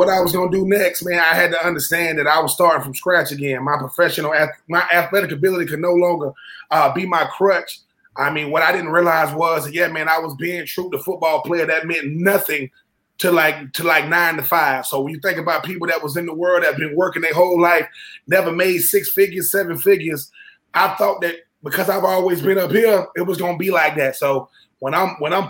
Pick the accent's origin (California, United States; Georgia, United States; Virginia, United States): Georgia, United States; Swainsboro; now in New Jersey, United States; I'm from Swainsboro, GA. I'm from a really, really small town